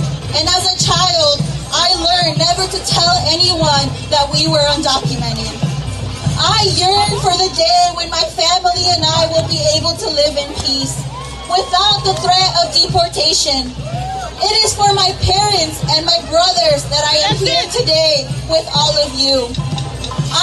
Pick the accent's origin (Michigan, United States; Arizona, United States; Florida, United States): Arizona, United States; Mesa; also born or lived in Veracruz, Mexico; I was born in Veracruz, Mexico, and came to the U.S. with my family when I was just a year old. I grew up in Mesa, Arizona